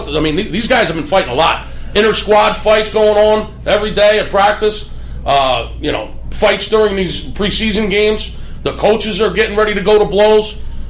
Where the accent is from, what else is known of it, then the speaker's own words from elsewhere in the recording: Pennsylvania, United States; Shout out to Happy Valley back in my state, Penn State.